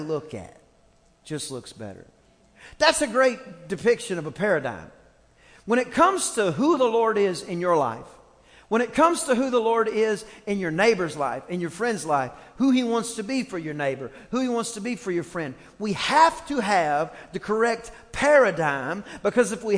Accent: East Texas, United States; I grew up in East Texas, and there were two types of music in East Texas.

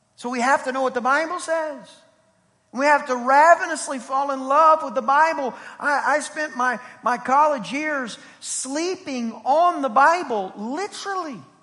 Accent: East Texas, United States; I'm from East Texas. Almost Louisiana, but glory to the Lamb of God, I'm not

